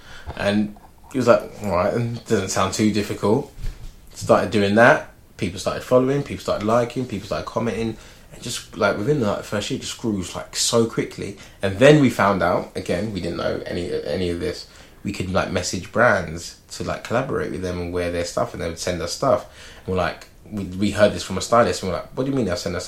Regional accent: London, United Kingdom; where I grew up like near Finsbury Park

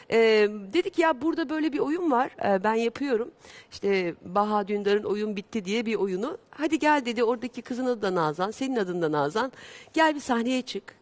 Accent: İzmir, Turkey; E, ben İzmirliyim.

